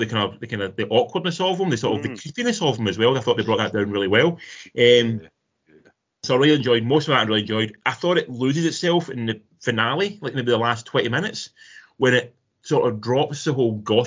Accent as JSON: {"language": "English", "town": "Irvine", "region": "Scotland", "country": "United Kingdom", "tie": "born or raised there", "said": "I grew up in Irvine"}